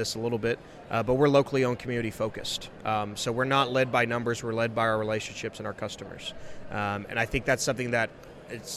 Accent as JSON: {"language": "English", "region": "West Texas", "country": "United States", "tie": "born or raised there", "also_born_or_lived": "Dallas / Lubbock", "said": "born and bred West Texan."}